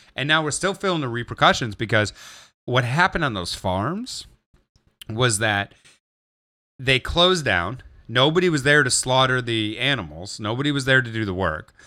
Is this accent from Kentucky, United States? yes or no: no; Gary, Indiana, United States; growing up in Gary